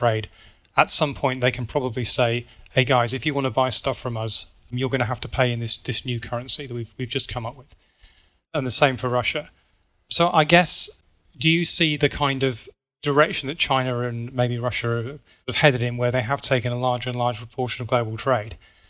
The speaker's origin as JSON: {"language": "English", "country": "United Kingdom", "said": "So I'm British, and you know, the British pound used to be the world's reserve currency."}